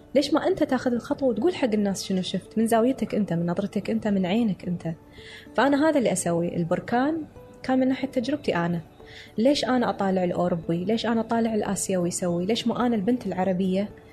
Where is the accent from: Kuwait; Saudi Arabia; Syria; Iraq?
Kuwait; قال لي انت من وين قلت له من الكويت